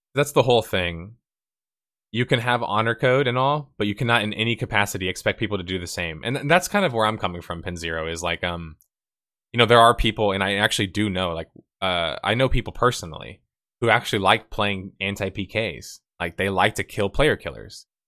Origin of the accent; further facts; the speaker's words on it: Texas, United States; I'm from Texas